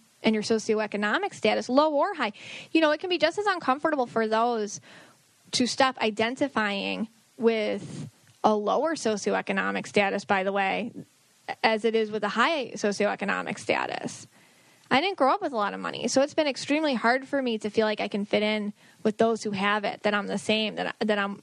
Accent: Buffalo, New York, United States; I'm from Buffalo

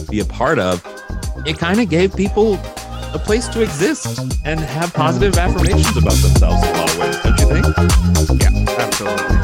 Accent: St. Louis, Missouri, United States; I'm from St. Louis, Missouri originally

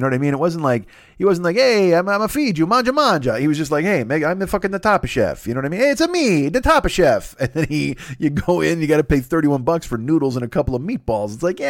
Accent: Chicago, Illinois, United States; I'm from Chicago.

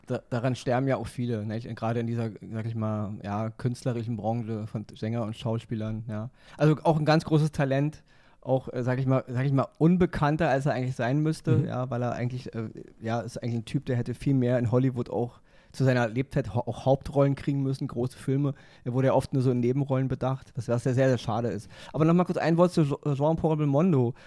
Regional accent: Berlin, Germany; ich komme aus dem Westen, ja. Also mhm. groß geworden in West-Berlin

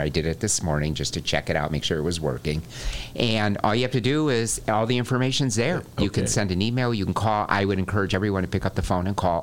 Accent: Morton Grove, Illinois, United States; my hometown, uh, Morton Grove

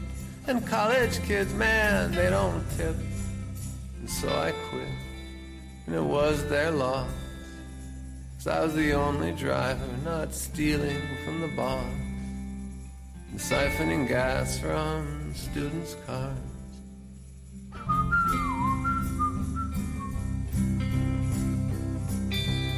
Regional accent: Washington, District of Columbia, United States; When I was a kid growing up in Washington, D.C.

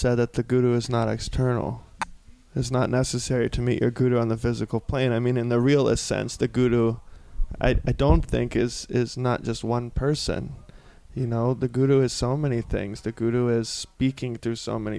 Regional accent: South Carolina, United States; moved away; also born or lived in Laguna Beach, California; I'm from a small, small town in South Carolina

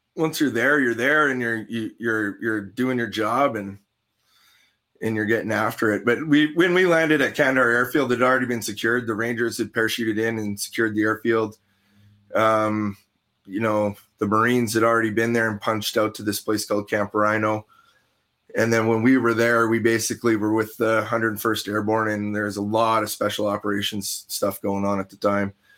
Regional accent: Canada; as a Canadian

